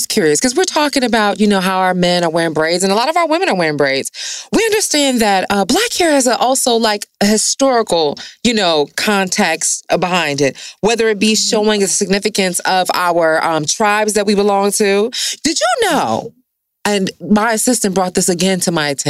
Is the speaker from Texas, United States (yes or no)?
no; Detroit, Michigan, United States; I'm from Detroit